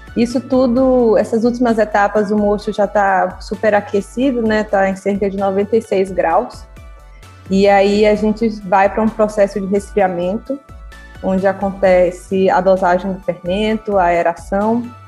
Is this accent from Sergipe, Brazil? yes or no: yes; Sergipe, Brazil; moved away as an adult; also born or lived in Piraí / Teresina; now in Rio de Janeiro, Brazil; Sou sergipana